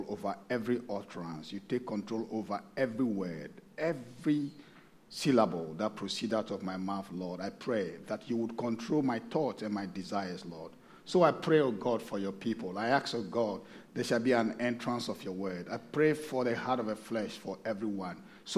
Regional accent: Ghana; moved away as an adult; now in Sydney, Australia; I'm originally from Ghana, but I've been here for a couple of years now

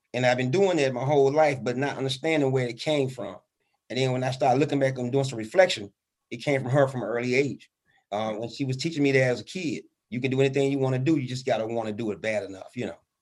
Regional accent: Birmingham, Alabama, United States; born and raised in Birmingham, Alabama

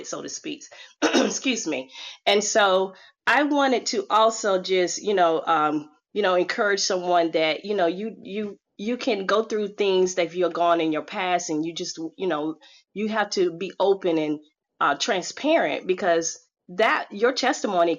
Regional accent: Chapel Hill, North Carolina, United States; my stomping ground in North Carolina. I'm from Chapel Hill, Tar Heel Clan

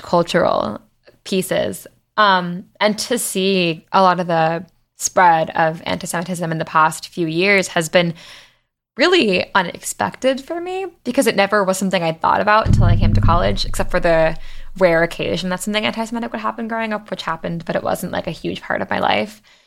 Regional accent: Long Island, New York, United States; I'm from Long Island, and I grew up in a place where being Jewish

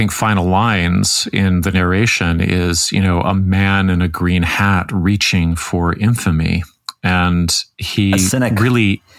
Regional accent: Canada; as a 50-year-old white guy in growing up in Canada, but then I moved all over

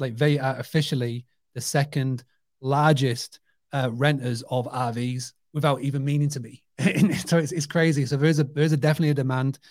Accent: United Kingdom; I grew up on a two-hundred-acre farm, stay business. So it's amazing to me as a British person

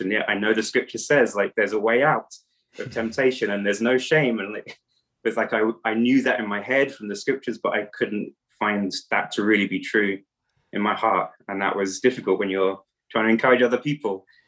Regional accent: England, United Kingdom; moved away as an adult; now in Romania; I am from England, but actually living in Romania. I've been living in Romania for over ten years.

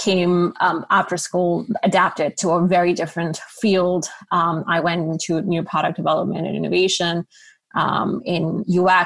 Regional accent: Karachi, Sindh, Pakistan; moved away as an adult; also born or lived in Savannah, Georgia; So I grew up in Karachi, Pakistan

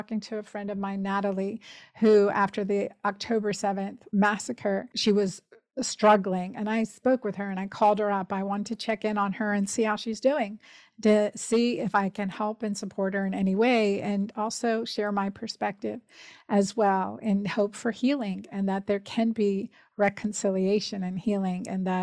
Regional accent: Pennsylvania, United States; our school in Pennsylvania

